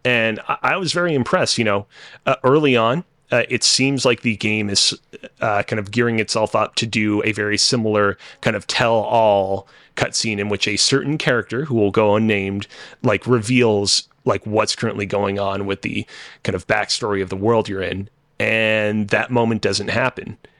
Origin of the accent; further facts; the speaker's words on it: Canada; as a Canadian